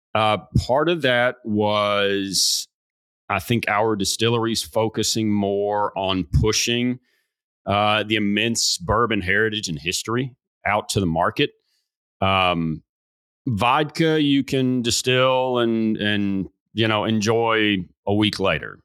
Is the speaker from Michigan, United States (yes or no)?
no; Bardstown, Kentucky, United States; This is in my hometown